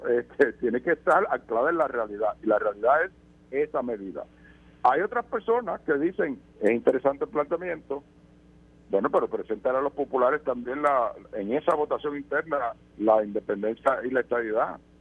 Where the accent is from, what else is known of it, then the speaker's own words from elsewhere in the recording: Puerto Rico; por la que tú y yo nacimos, eh, que nos hace ciudadanos americanos por nacer en Puerto Rico